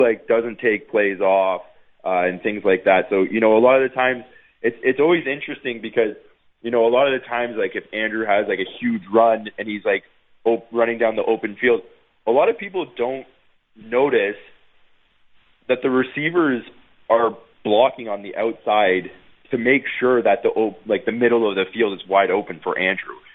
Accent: Niagara Falls, Ontario, Canada; moved away as an adult; also born or lived in Guelph / Winnipeg; I'm not even from Winnipeg. I grew up in Niagara Falls.

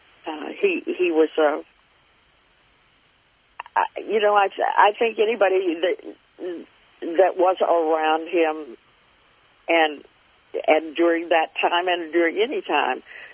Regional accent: North Florida, United States; I grew up in North Florida, so it wasn't very far from my home

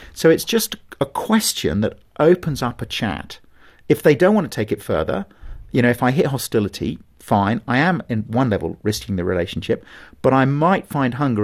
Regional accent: England, United Kingdom

